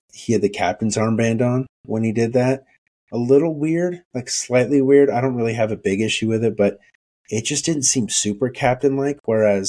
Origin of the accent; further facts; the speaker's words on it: United States; I'm ultimately American